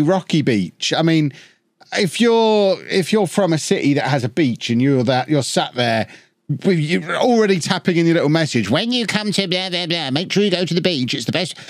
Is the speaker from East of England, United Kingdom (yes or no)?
yes; Peterborough, East of England, United Kingdom; I grew up in Peterborough